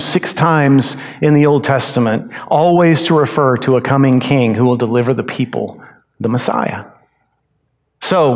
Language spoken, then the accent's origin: English; United States; I love being an American